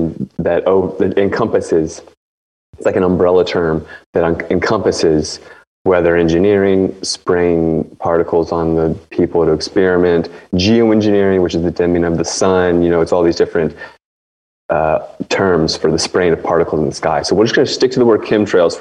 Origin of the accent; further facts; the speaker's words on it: D.C. area, Northern Virginia / Washington, United States; I grew up in D.C. basically, like right on the river, Virginia side of the river. But I grew up basically in Washington, D.C.